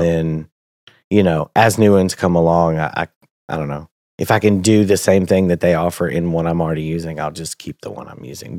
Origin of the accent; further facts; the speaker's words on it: Tennessee, United States; moved away as an adult; also born or lived in Danville, Kentucky; now in Lexington, United States; I'm from Tennessee. I live in Kentucky now.